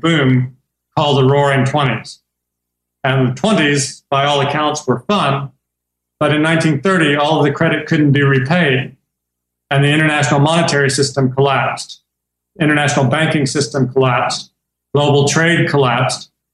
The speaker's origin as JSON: {"language": "English", "region": "Kentucky", "country": "United States", "tie": "born or raised there", "also_born_or_lived": "Tennessee / Hong Kong", "moved": "as an adult", "said": "I'm American. I grew up in Kentucky"}